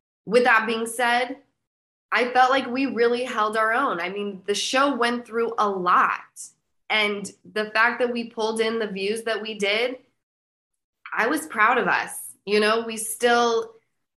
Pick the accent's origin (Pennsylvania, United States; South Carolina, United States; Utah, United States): Utah, United States; moved away; I'm from Utah